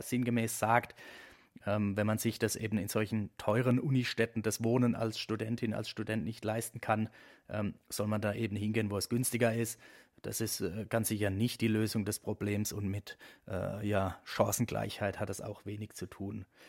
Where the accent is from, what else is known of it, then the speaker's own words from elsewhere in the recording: Baden-Württemberg, Germany; hier in meiner Heimatstadt